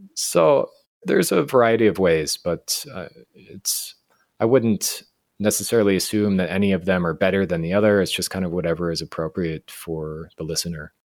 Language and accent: English; Fort Collins, Colorado, United States; moved away as an adult; now in Guatemala; I grew up in Colorado, in Fort Collins